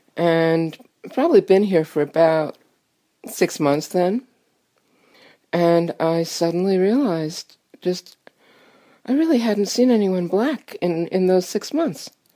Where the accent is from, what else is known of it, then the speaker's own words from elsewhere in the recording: New York City, New York, United States; moved away as an adult; also born or lived in Western Massachusetts / Boston; now in Adamant, United States; I grew up in New York City